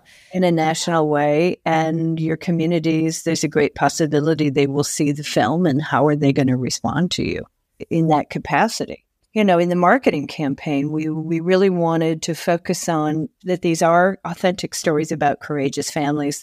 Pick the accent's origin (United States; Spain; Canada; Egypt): United States; Tucson, Arizona; also born or lived in Ohio; growing up in Tucson, which was a very liberal city